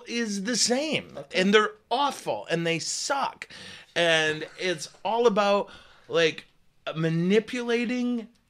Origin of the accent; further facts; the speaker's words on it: northern Midwest, United States; we're from the Midwest, the northern Midwest.